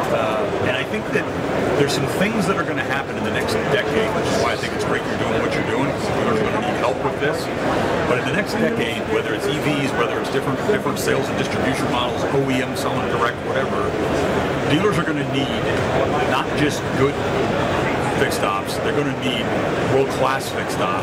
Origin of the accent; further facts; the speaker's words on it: Dallas, Texas, United States; here in my hometown of Dallas, Texas.